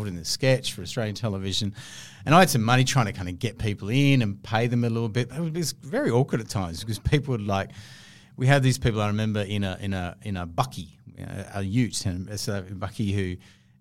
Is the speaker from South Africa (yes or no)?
yes; South Africa; moved away; I was born in South Africa. I've got relatives there